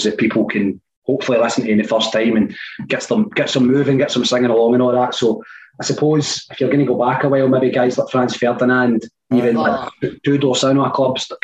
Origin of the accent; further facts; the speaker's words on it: Whitburn, West Lothian, Scotland, United Kingdom; We say West Lothian because it's the most recognisable name, but I come from Whippon.